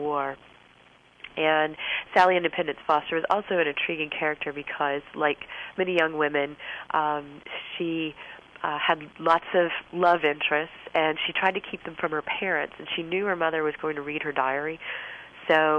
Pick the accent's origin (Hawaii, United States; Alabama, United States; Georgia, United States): Alabama, United States; Florence; I'm from Florence, Alabama